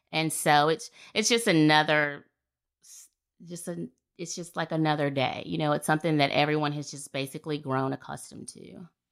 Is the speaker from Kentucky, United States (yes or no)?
no; Fairhope, Alabama, United States; moved away as an adult; I'm born and raised here in Fairhope, Alabama